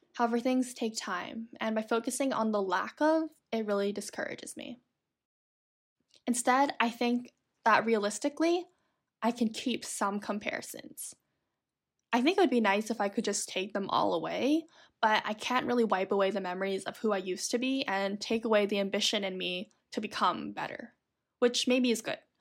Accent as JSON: {"language": "English", "town": "Toronto", "region": "Ontario", "country": "Canada", "tie": "born or raised there", "said": "Growing up in Toronto, there was a decent amount of snow, I would say."}